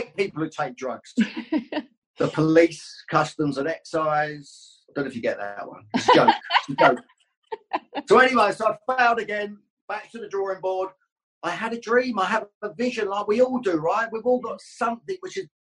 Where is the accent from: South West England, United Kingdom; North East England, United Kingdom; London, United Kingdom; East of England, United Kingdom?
East of England, United Kingdom; Luton